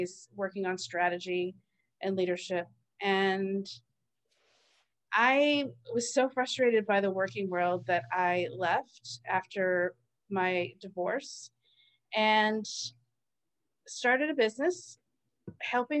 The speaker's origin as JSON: {"language": "English", "region": "East Coast", "country": "United States", "tie": "born or raised there", "said": "I grew up on the East Coast"}